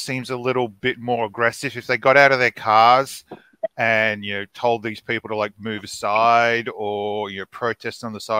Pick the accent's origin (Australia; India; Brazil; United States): Australia; I'm Australian.